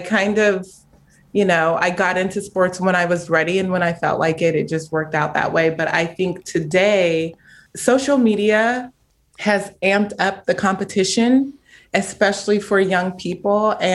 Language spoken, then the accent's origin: English; Chino Hills, California, United States; I'm from Chino Hills